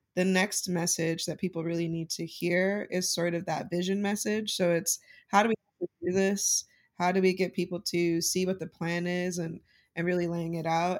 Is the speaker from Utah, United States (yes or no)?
yes; Utah, United States; while I was growing up in Utah